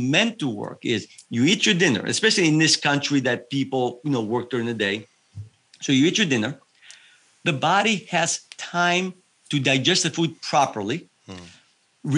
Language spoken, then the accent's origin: English; Evia, Central Greece, Greece; now in United States; I was raised in Greece